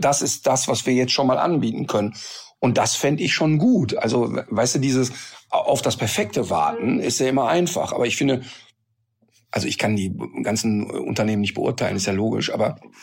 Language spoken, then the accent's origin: German; North Rhine-Westphalia, Germany; ich bin am Rhein aufgewachsen